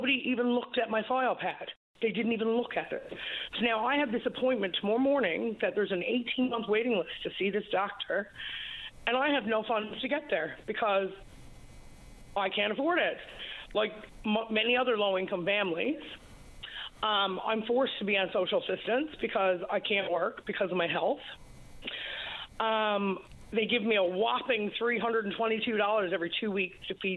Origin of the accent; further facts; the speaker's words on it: Labrador City, Newfoundland and Labrador, Canada; now in Gander, Canada; I'm from Labrador City